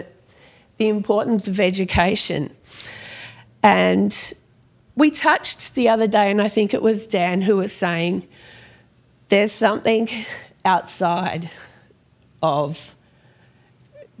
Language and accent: English; Perth, Western Australia, Australia; also born or lived in Sydney; We moved from Sydney all the way across to Perth